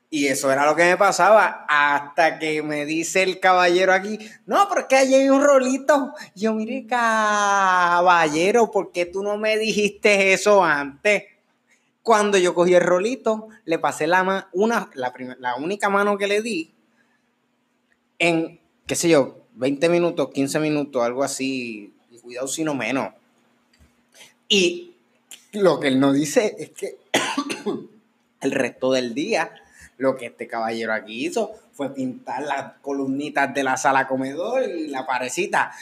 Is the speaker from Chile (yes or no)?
no; Puerto Rico; yo no soy francés, yo soy puertorriqueño y hablo español